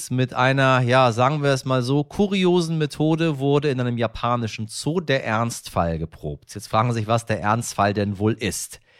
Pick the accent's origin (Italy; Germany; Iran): Iran; ist das nun mal eine Geschichte, die mir persönlich sehr nahe geht, weil es nun mal mein Heimatland ist. Äh, und äh, deswegen äh, auch der Dank der, der Iraner an Sie persönlich